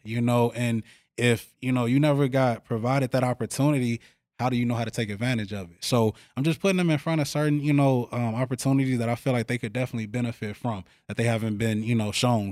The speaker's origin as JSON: {"language": "English", "town": "Chicago", "region": "Illinois", "country": "United States", "tie": "born or raised there", "moved": "yes", "lives_now": "Eau Claire, United States", "said": "I come from Chicago"}